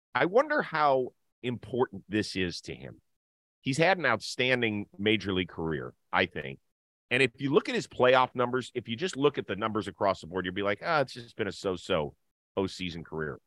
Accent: United States; I'm American

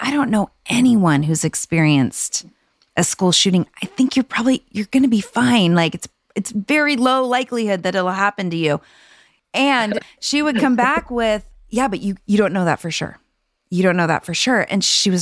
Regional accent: California, United States; I grew up in California

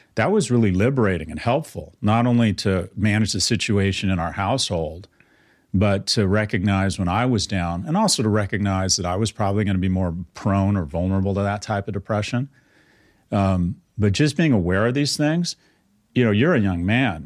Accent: California, United States; I was born in California in the sixties

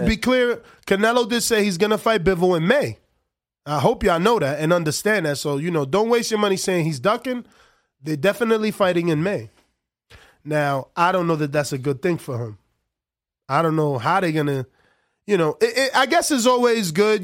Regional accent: New Jersey, United States; moved away as an adult; now in Las Vegas, United States; I'm originally from the New Jersey, which is like the tri-state area

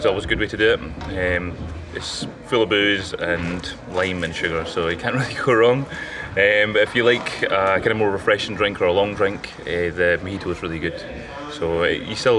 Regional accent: Bruichladdich, Scotland, United Kingdom; I grew up on Ile and I grew up round the Feis and the distilleries and things like that in Bracladi.

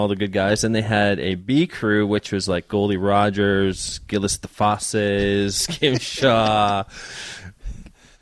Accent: Canada; growing up in Canada, you either play hockey or you wrestle.

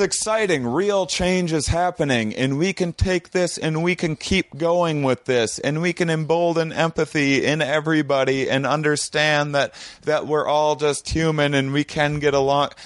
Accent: La Crosse, Wisconsin, United States; I had an upbringing in my my small Wisconsin town

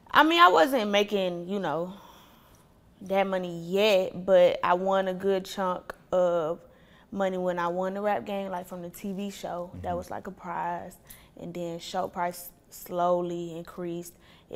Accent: Ohio, United States; born there; also born or lived in Atlanta, United States; So my parents, they from Ohio. They had me, I was born in Ohio. They had me, my mom was 15, so teen parents, high school, whatever. They graduated high school, moved to Atlanta.

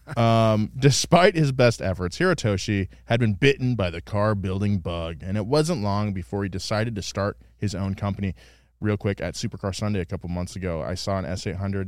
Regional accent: Central California, United States; now in Los Angeles, United States; growing up in Central California

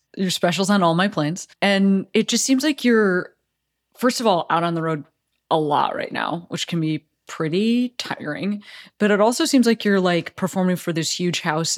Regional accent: Chicago, Illinois, United States; now in Los Angeles, United States; I grew up in Chicago

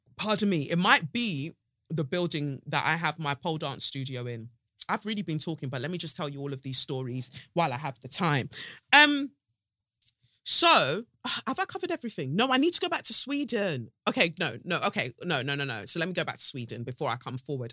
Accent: United Kingdom; accent: South; I'm British as fuck

